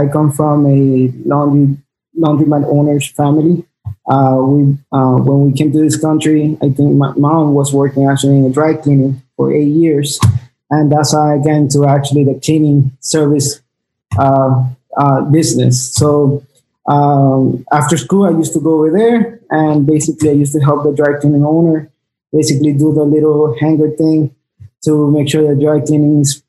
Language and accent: English; Peru; also born or lived in South Florida; now in Miami, United States; we both are Peruvians.